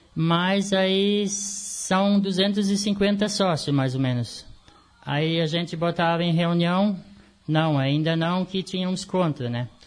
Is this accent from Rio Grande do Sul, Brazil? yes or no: yes; Canguçu, Rio Grande do Sul, Brazil; nascido e criado no Canguçu